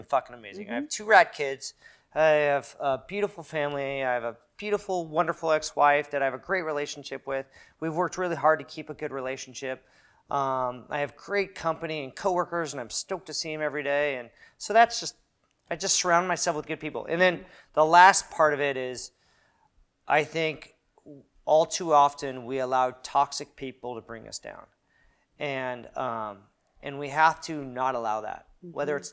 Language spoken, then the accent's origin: English; Newport Beach, California, United States; moved away as an adult; now in Long Beach, United States; I grew up in Newport Beach, which is really whitewashed